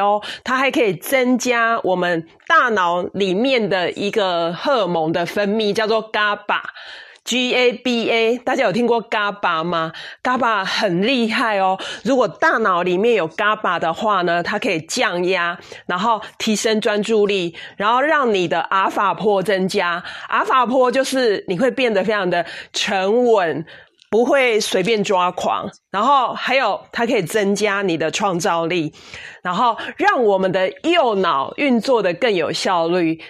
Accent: Taiwan; 所以我们台湾人非常的幸福哦

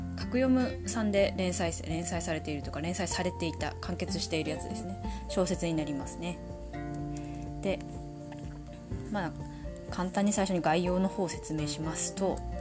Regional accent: Tohoku, Japan; accent: Tohoku accent (namari); 生まれも育ちも東北人です

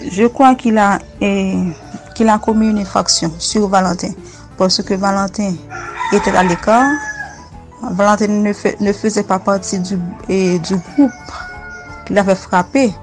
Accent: Haiti; juriste de formation et je suis haïtienne.

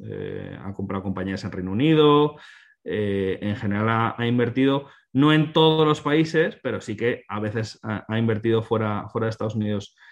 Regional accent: Spain; nosotros que somos españoles

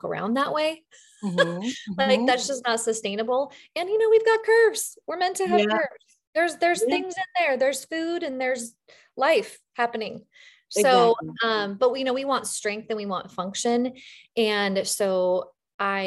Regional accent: the West, United States; I'm from the West. So we say diastasis

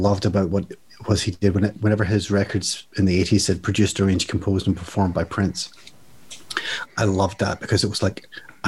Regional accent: Ireland; I'm Irish

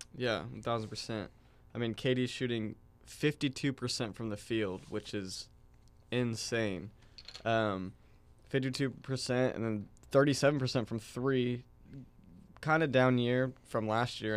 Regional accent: Tulsa, Oklahoma, United States; I'm from Tulsa, um, here at O S U

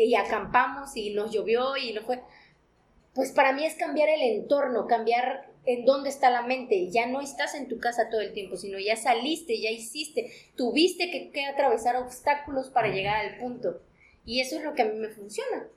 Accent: Mexico; como mexicanos y como latinos

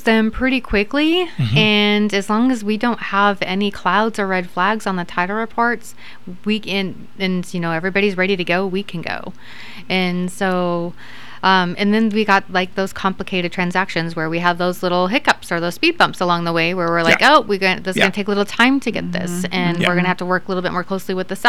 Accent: Columbia County, Oregon, United States; We are from Columbia County. We've lived in Columbia County

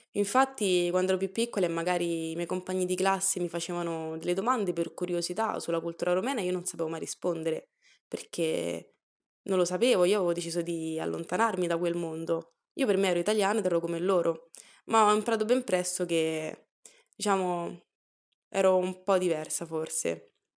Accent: Italy; sono nata e cresciuta in Italia

